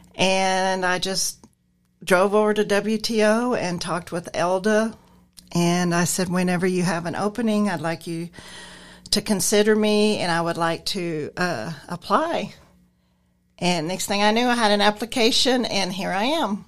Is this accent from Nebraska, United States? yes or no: yes; Nebraska, United States; moved away; I'm originally from Nebraska. I moved down here around forty years ago